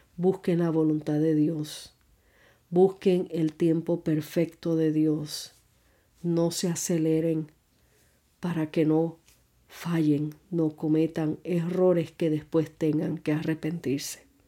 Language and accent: Spanish; Puerto Rico; moved away; also born or lived in New York; Me mudé de Puerto Rico a Nueva York